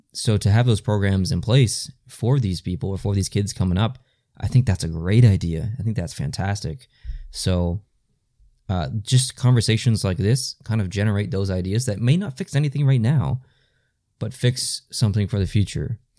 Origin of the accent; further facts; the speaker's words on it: Canada; we are Canadian, so we're not used to that at all